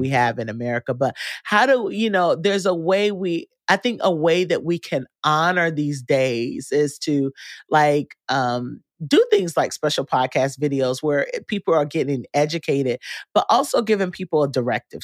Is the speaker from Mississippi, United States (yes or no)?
no; North Carolina, United States; moved away; also born or lived in Texas; I grew up in North Carolina